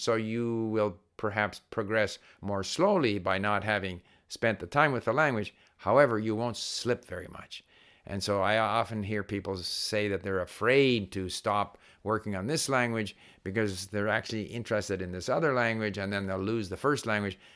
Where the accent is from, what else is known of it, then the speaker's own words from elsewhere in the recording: Canada; As a Canadian diplomat, I was paid to learn Chinese